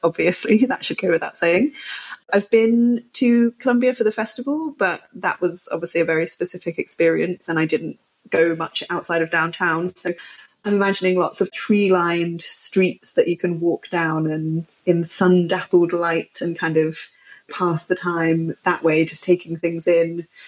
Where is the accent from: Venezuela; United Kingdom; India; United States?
United Kingdom; also born or lived in north of England; now in London, United Kingdom; as a British person